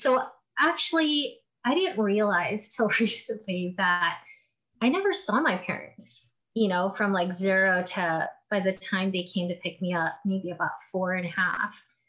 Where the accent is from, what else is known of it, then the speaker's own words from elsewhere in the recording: Philippines; being a Filipino and growing up in the Philippines, a lot of people would sleep on floors.